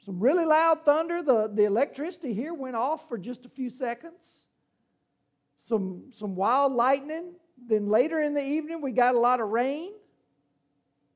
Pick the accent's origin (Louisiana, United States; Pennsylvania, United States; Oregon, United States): Louisiana, United States; I'm from Louisiana, and we have these things called hurricanes.